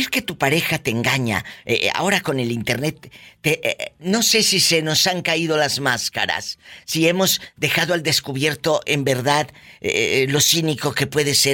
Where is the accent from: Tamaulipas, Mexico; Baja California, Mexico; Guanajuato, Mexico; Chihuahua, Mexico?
Guanajuato, Mexico; now in Greensboro, United States; De Guanajuato, viva.